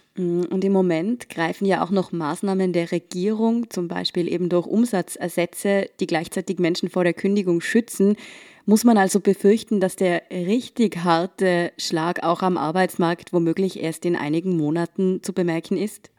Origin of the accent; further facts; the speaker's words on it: Tyrol, Austria; Ich komme ja selbst aus Tirol